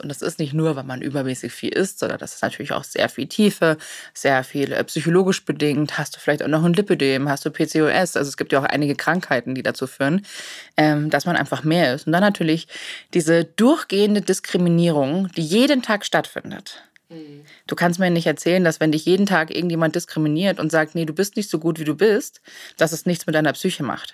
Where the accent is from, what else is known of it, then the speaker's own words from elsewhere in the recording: Germany; bei uns in Deutschland